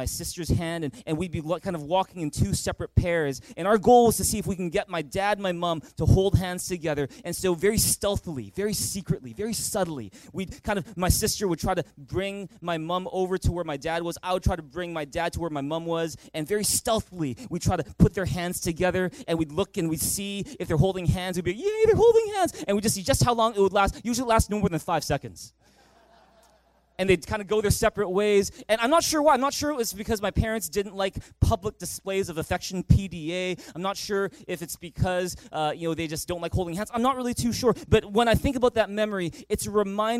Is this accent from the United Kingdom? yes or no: no; Vancouver, British Columbia, Canada; growing up in Vancouver, we had a family tradition